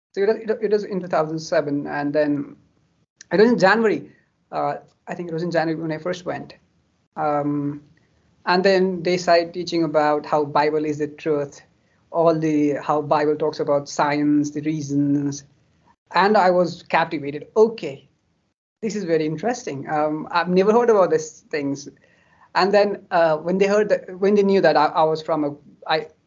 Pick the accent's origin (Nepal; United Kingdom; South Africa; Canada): Nepal; Kathmandu, Bagmati; I grew up in Kathmandu.